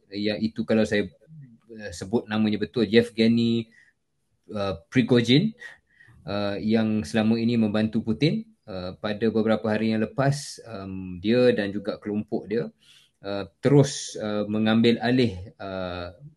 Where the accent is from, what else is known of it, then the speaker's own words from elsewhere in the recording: Malaysia; kita sebagai orang Malaysia